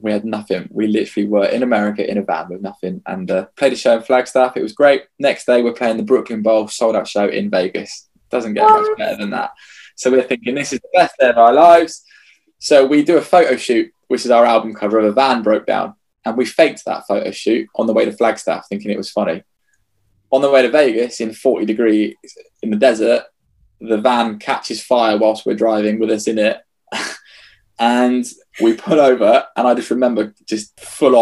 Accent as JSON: {"language": "English", "region": "England", "country": "United Kingdom", "said": "we're just English"}